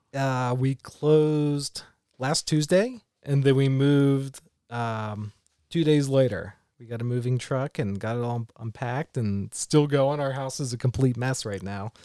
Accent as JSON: {"language": "English", "town": "Charleston", "region": "West Virginia", "country": "United States", "tie": "born or raised there", "also_born_or_lived": "Columbus, Ohio / Marysville, Ohio", "moved": "as an adult", "said": "I grew up in Charleston, West Virginia."}